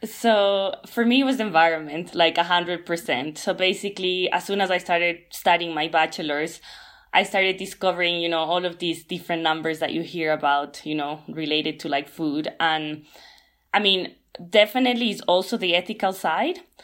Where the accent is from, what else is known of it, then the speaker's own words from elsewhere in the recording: Ecuador; moved away; I come from Latin America, where it's like in Ecuador we basically eat meat almost every day